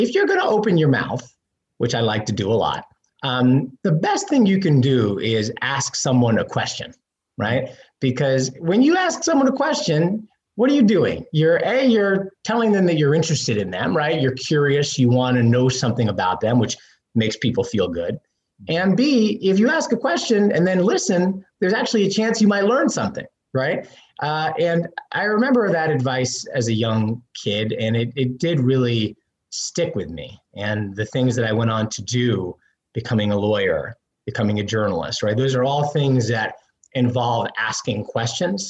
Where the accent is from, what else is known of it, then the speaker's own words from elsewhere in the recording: New York City, New York, United States; also born or lived in New Jersey; I am a New York kid, born in Manhattan